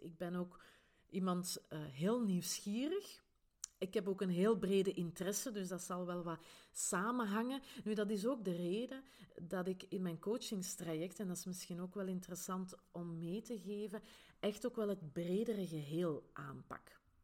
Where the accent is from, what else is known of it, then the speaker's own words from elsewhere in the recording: Grimbergen, Flanders, Belgium; accent: Flemish Brabant; now in Antwerp Campine, Belgium; ik ben oorspronkelijk niet van de Antwerpse Kempen, maar wel van Grimbergen in de rand van Brussel. Daar waar dat ze het hele lekkere abdijbier maken. Hè, dus, en vandaar dus mijn Vlaams-Brabants accent